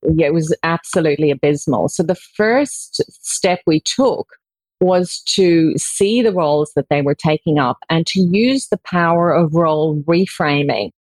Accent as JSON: {"language": "English", "country": "Ireland", "tie": "born or raised there", "moved": "as an adult", "lives_now": "Australia", "said": "I was born in Ireland, um, as you can probably tell by my accent, um, but I moved to Australia in 1994 actually, and I've spent most of my life living here in Australia."}